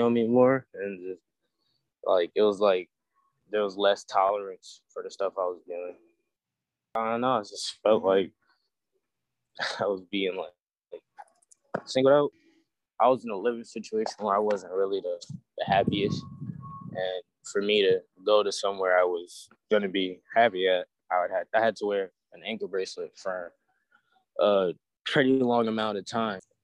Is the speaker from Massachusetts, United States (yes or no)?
yes; Springfield, Massachusetts, United States; I'm from Springfield, Massachusetts